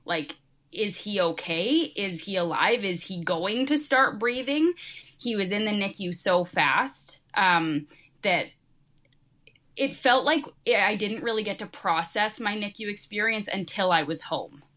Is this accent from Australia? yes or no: no; Canada; also born or lived in Saskatchewan; I'm actually from Canada. I'm in Saskatchewan